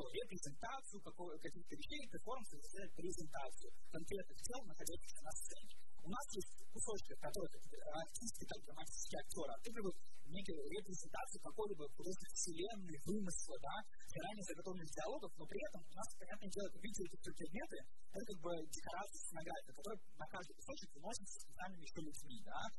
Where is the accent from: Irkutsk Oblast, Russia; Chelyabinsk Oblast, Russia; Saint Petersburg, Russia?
Saint Petersburg, Russia; я из Петербурга